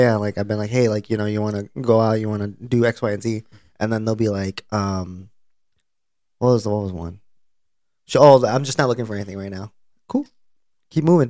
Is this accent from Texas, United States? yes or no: yes; Plano, Texas, United States; not my hometown, the school I went to, the place I went to high school